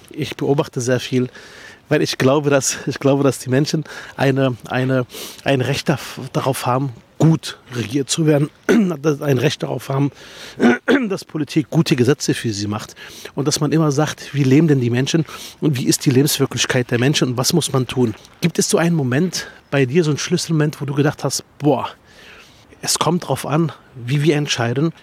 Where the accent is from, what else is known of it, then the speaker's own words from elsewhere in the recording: Berlin, Germany; ich komme aus Spandau